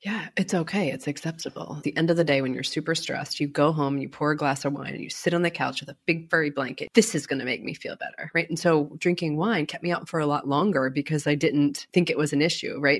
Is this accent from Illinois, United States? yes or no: no; Baltimore, Maryland, United States; I grew up in Baltimore